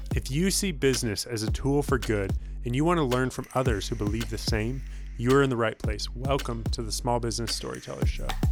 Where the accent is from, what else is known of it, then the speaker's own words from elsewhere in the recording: Northern Colorado, United States; growing up in Northern Colorado